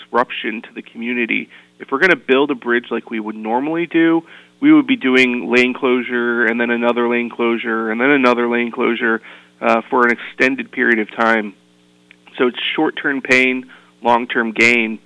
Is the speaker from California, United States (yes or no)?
no; Torrington, Connecticut, United States; also born or lived in Washington, D.C.; I moved back to Connecticut because I grew up in Torrington